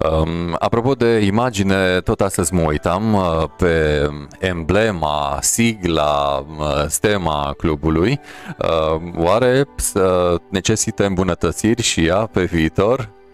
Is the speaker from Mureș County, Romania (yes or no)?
yes; Sărmașu, Mureș County, Romania; m-am născut în Târgu Mureș și am copilărit la Sărmașu